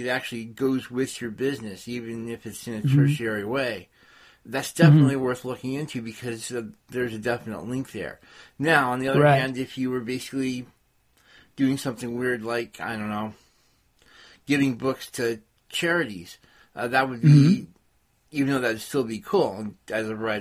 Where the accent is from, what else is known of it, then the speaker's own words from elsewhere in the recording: California, United States; I'm from California